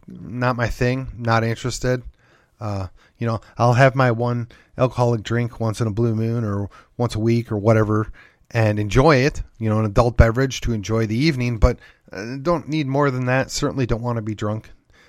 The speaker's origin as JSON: {"language": "English", "region": "Wisconsin", "country": "United States", "tie": "born or raised there", "said": "But I mean, in my home state of Wisconsin, I mean, it is just short Midwestern to the point values."}